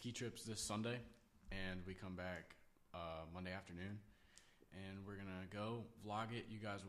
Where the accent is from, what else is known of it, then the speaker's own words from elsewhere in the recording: Miami, Florida, United States; I am from Florida, born in Miami